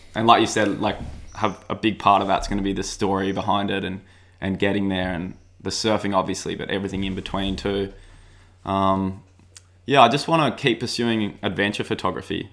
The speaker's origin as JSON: {"language": "English", "town": "Sydney", "region": "New South Wales", "country": "Australia", "tie": "born or raised there", "said": "growing up in Avalon"}